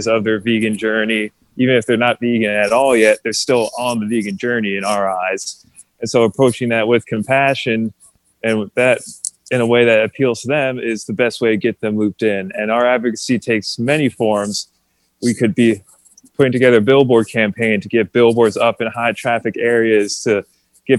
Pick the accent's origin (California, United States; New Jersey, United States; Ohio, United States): New Jersey, United States; moved away as an adult; also born or lived in Gettysburg, Pennsylvania; I grew up in New Jersey.